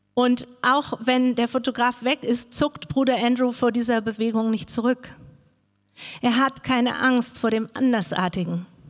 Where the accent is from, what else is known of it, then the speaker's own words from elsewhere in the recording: Frankfurt, Hesse, Germany; moved away; also born or lived in Arabian Peninsula; Ich bin in Frankfurt groß geworden